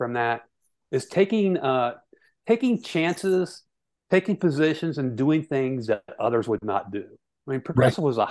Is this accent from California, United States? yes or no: no; central Ohio, United States; I was born and spent a large part of my growing up in central Ohio